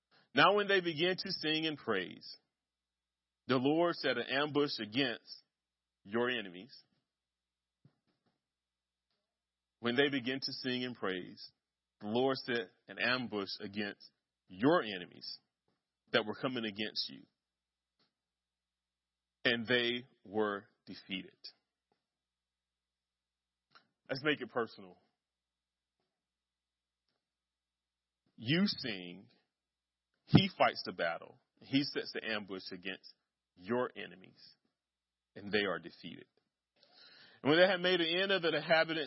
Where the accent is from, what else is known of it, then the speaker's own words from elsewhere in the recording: Kinston, North Carolina, United States; Kinston, my hometown